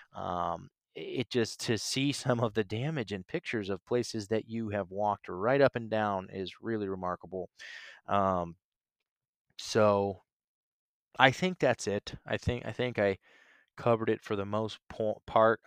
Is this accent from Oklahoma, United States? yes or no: no; Canton, Ohio, United States; moved away as an adult; also born or lived in Nashville, Tennessee / Chicago; my leaving my hometown, my home state of Ohio, uh, Canton, Ohio, and, and moving to Nashville December twenty-seventh, twenty fifteen.